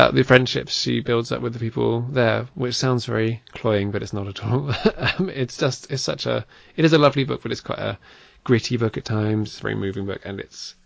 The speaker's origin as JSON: {"language": "English", "area": "Worcestershire", "region": "West Midlands", "country": "United Kingdom", "tie": "born or raised there", "said": "I grew up in Worcestershire"}